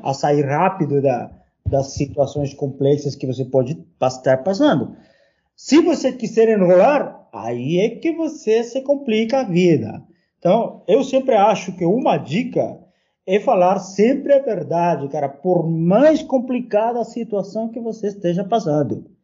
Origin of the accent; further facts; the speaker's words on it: Peru; Portuguese is a second language; now in Brazil; estava vindo também do meu país